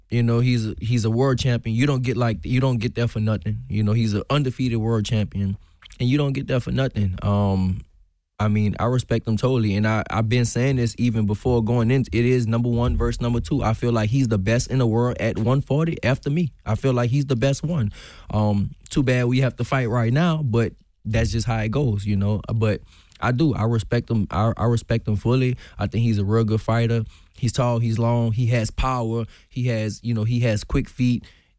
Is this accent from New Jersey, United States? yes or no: no; New Orleans, Louisiana, United States; now in Houston, United States; When I came from New Orleans to Houston, I used to get my nose bust all the time because I love to fight.